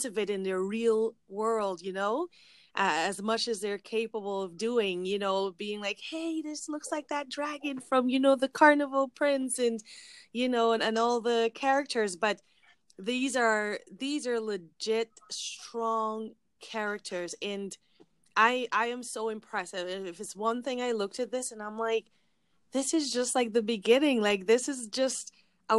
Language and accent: English; Guyana; I'm from Guyana